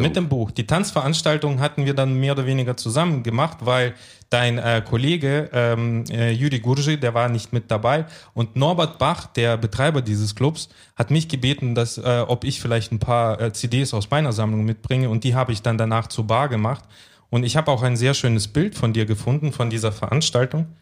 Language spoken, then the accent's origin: German; Temirtau, Karaganda Region, Kazakhstan; now in Germany; in meiner Heimatstadt Timirtau, was ja eine große Industriestadt war